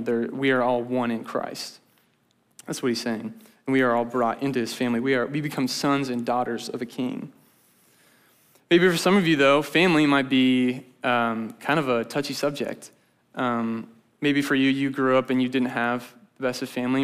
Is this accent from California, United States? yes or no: no; Grimes, Iowa, United States; now in Ames, United States; I'm from Grimes.